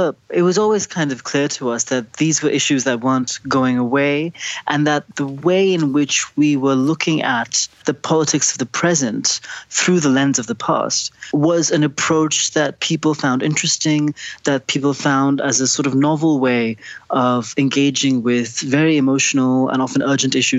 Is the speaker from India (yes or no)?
yes; India; I'm from India